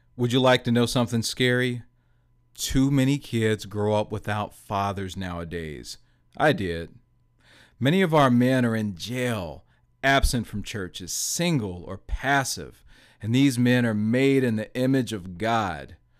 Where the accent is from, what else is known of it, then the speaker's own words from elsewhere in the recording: Gary, Indiana, United States; growing up in Gary, Indiana